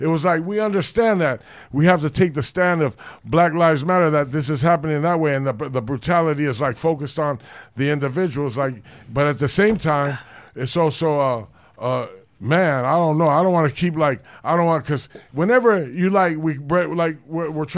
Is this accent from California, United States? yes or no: yes; Los Angeles, California, United States; I grew up in the Hollywood area, the Rampart area